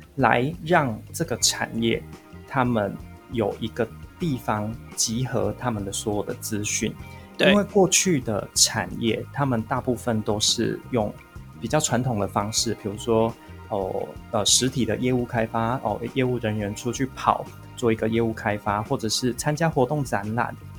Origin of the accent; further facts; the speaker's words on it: central Taiwan, Taiwan; 我是来自中部地区的一个，一个小孩